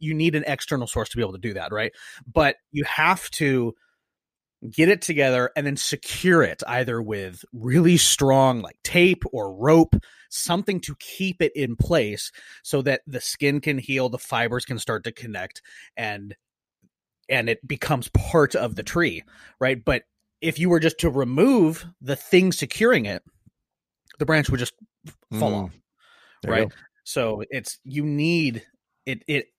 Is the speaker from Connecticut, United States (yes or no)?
no; Washington, United States; I grew up in Eastern Washington. We did a lot of orchards out there, right?